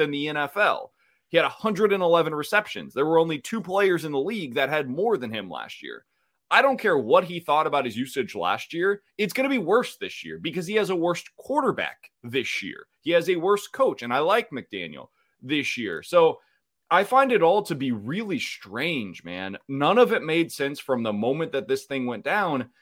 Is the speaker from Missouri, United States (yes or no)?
yes; Kansas City, Missouri, United States; Kansas City, it's my hometown.